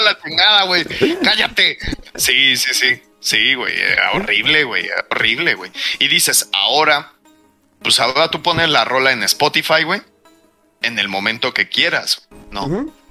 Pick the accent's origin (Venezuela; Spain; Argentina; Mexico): Mexico; como buen mexicano